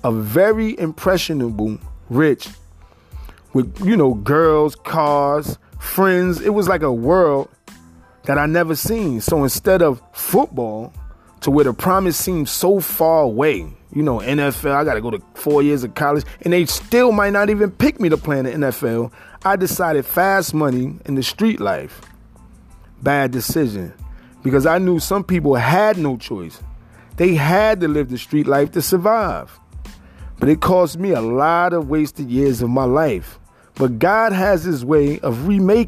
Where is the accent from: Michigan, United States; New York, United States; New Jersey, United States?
New Jersey, United States; Paterson; I was born and raised in Paterson, New Jersey